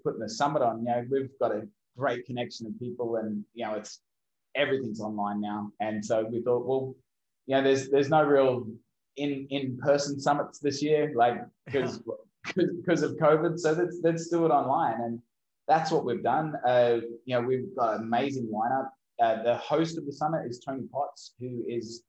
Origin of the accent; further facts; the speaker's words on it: Brisbane, Queensland, Australia; moved away; I'm originally from Brisbane, Australia.